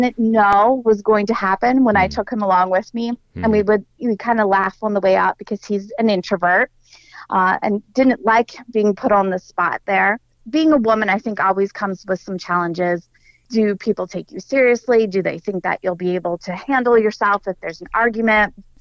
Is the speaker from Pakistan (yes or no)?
no; Dillsburg, Pennsylvania, United States; also born or lived in Mechanicsburg, Pennsylvania; I was born and raised in Dillsburg